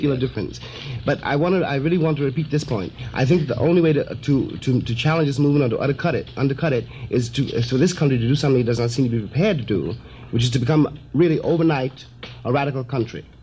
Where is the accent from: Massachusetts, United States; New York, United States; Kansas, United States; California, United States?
New York, United States; New York City; I'm from Harlem too. I was born in those streets and raised in them